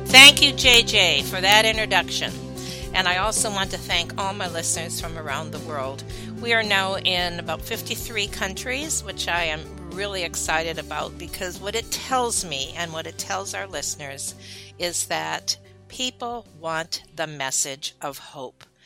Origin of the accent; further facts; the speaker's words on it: Michigan, United States; I was raised in Michigan.